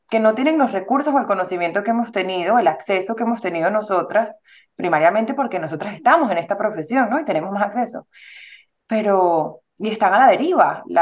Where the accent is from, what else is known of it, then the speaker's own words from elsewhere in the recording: Venezuela; moved away; Somos venezolanas